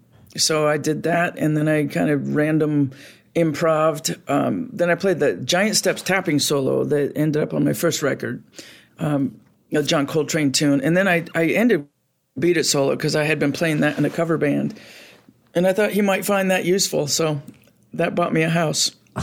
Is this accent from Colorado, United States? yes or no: no; New York, United States; upstate New York near Watkins Glen.